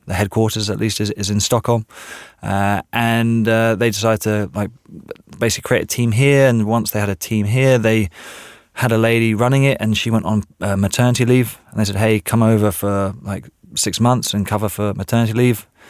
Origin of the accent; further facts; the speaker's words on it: England, United Kingdom; moved away; I am actually English